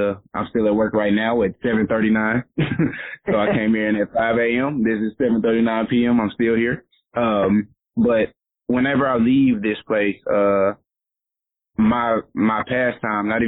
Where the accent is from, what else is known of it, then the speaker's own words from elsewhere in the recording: Pine Bluff, Arkansas, United States; moved away; born and raised in Pine Bluff, from the years of my youth, I think I was out of Pine Bluff for maybe 1 or 2 of those years